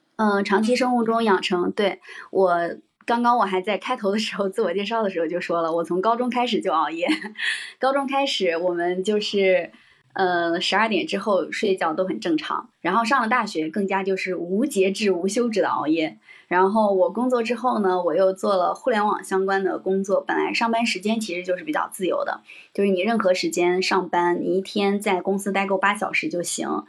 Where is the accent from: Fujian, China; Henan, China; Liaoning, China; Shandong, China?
Henan, China; 因为我是河南人，然后河南的嗯。整个的氛围都很卷